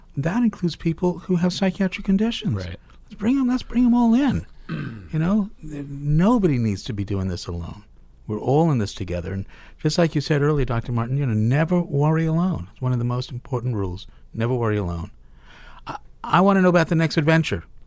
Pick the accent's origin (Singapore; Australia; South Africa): South Africa; Cape Town, Western Cape; now in United States; I was born in Cape Town, South Africa